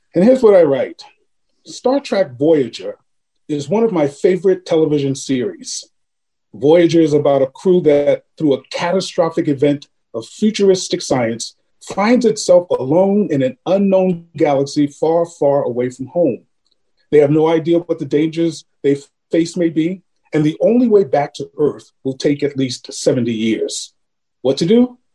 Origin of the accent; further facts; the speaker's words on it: New York City, New York, United States; I had eight siblings. And mom and dad, we grew up in Harlem during the 50s and, and 60s